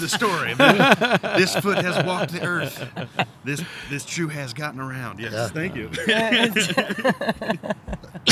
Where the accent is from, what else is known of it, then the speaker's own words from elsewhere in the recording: Texas, United States; as a Texan